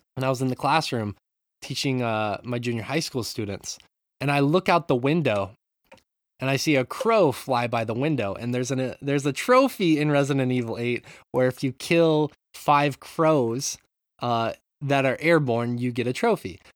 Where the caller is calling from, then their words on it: Japan; I'm from Japan, calling in.